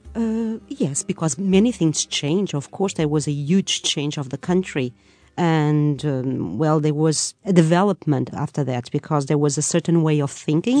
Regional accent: Lisbon, Portugal; I'm from Lisbon

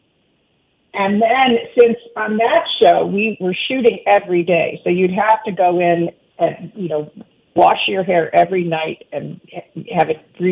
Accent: Cleveland, Ohio, United States; my mom died really suddenly when I was 12, and this is like in the 70s in Cleveland

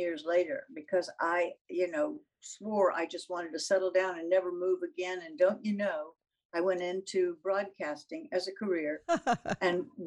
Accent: the South, United States; being a Southerner.

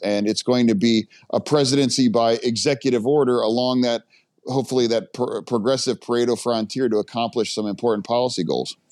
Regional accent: United States; as an American

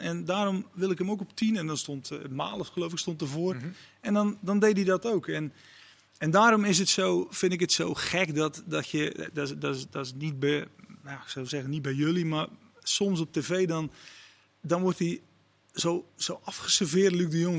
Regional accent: Netherlands; als Nederlander

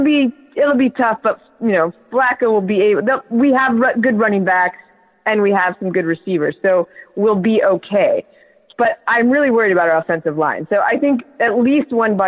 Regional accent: Colorado, United States; born or raised there; moved away; also born or lived in Wisconsin / South Carolina

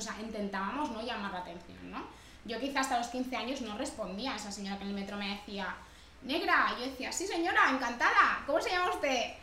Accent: Barcelona, Catalonia, Spain; also born or lived in Dominican Republic / Badalona; yo crecí aquí en Barcelona

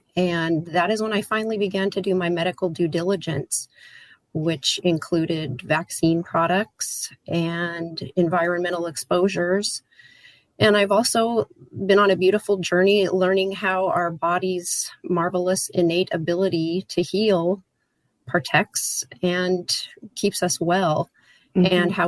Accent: Washington, United States; I grew up in Washington in a family of conventional medical model followers.

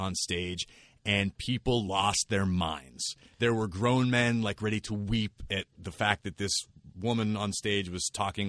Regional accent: Pittsburgh, Pennsylvania, United States; I grew up in Pittsburgh

